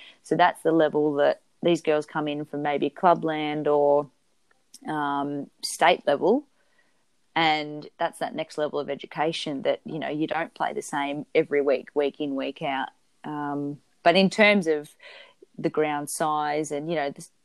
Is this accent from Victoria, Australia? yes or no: yes; Victoria, Australia; I grew up in Victoria